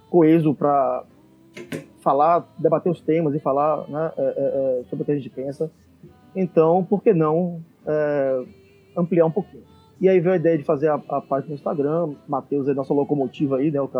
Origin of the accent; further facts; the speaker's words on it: Salvador, Bahia, Brazil; Salvador. Somos de Salvador.